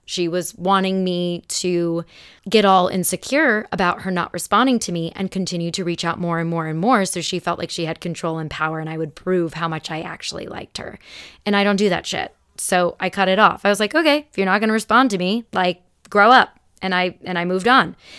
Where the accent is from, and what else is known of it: Arizona, United States; born or raised there; also born or lived in Elmhurst, Illinois